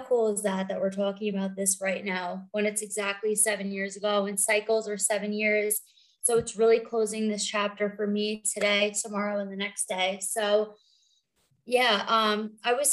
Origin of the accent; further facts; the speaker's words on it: New York and Long Island, United States; moved away as an adult; also born or lived in South Florida; now in Denver, United States; I grew up in New York and Long Island, and I was in New York until I was 29